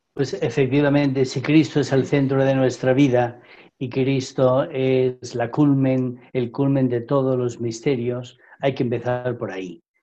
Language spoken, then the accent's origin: Spanish; Madrid, Community of Madrid, Spain; Yo soy madrileño, nacido en el barrio del Retiro, hace muchos años